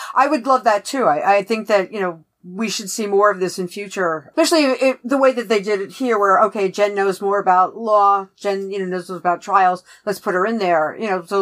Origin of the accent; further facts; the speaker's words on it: New York, United States; accent: New York; I'm a New York Jew